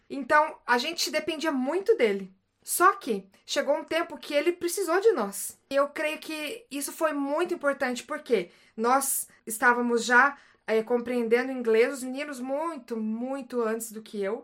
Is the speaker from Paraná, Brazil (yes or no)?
yes; Paraná, Brazil; moved away as an adult; also born or lived in Oldham; now in Stockport, United Kingdom; eu sou do Paraná